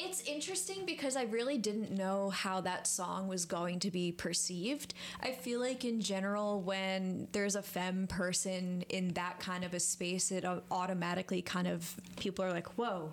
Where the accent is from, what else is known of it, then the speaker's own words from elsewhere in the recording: Montrose, New York, United States; moved away as an adult; also born or lived in New Paltz; now in Kingston, United States; from a tiny town called Montrose